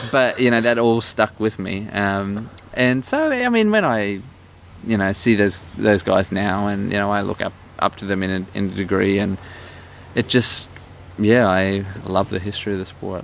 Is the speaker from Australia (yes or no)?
yes; Australia; moved away; growing up in Australia, when I was there in my young teens